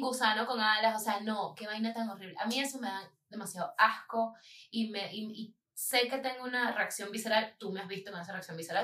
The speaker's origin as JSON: {"language": "Spanish", "region": "Falcón", "country": "Venezuela", "tie": "born or raised there", "moved": "yes", "said": "en el estado Falcón, de donde yo vengo, en Venezuela"}